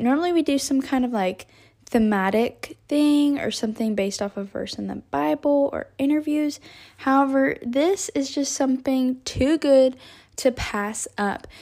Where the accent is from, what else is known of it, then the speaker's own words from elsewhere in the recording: Texas, United States; I'm from Texas